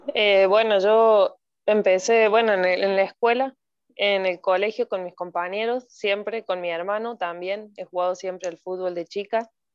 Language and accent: Spanish; Córdoba, Argentina; moved away as an adult; now in Costa Rica; soy de Córdoba, Argentina